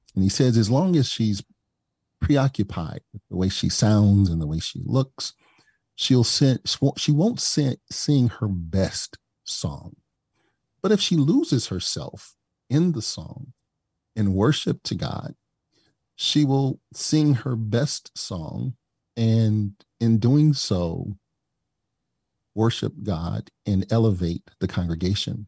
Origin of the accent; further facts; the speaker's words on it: East St. Louis, Illinois, United States; I came from East Saint Louis, and I grew up with the benefit of having about ninety-nine percent of my teachers and instructors